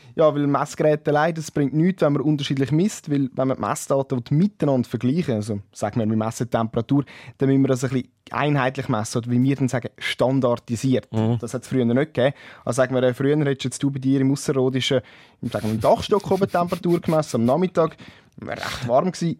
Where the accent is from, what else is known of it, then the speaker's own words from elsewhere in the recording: Switzerland; bei uns in der Schweiz